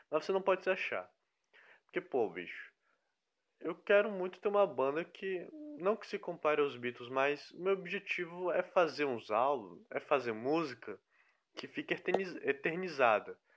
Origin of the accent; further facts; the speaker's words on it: Fortaleza, Ceará, Brazil; also born or lived in Rio de Janeiro; now in Piauí, Brazil; Aí eu vim esse ano pro Piauí, que antes eu estava morando no Rio de Janeiro. Porém eu sou de Fortaleza.